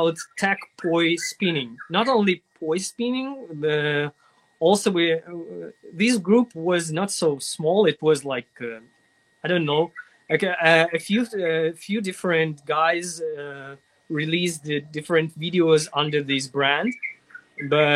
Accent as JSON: {"language": "English", "country": "Russia", "tie": "born or raised there", "also_born_or_lived": "Ukraine", "second_language": "English", "said": "in my hometown, I had no internet"}